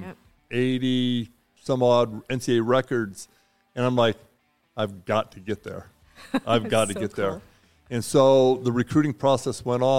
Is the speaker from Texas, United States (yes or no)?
no; Roseville, California, United States; moved away as an adult; my hometown Roseville